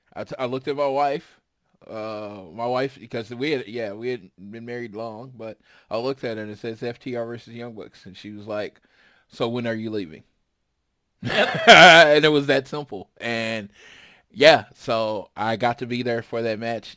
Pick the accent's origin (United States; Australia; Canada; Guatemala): United States; Oklahoma City, Oklahoma; a pretty much broke kid growing up in Oklahoma City